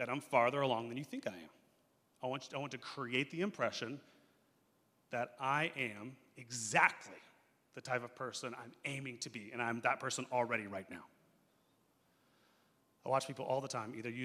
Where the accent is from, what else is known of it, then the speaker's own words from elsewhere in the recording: United States; we as American Christians